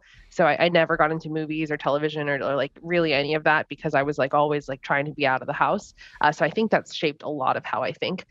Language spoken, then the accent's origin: English; Seattle, Washington, United States; moved away as an adult; also born or lived in Florida; now in Miami, United States; grew up in Seattle, born and raised.